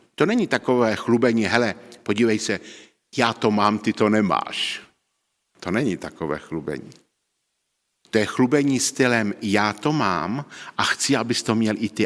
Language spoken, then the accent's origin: Czech; Czechia; v té naší vesnici, kde jsem, o, odkud pocházím z Neuníka na baráčku